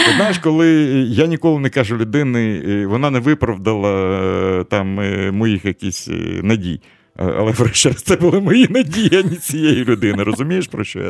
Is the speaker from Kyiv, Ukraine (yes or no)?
yes; Kyiv, Ukraine; я ж на Подолі тут народився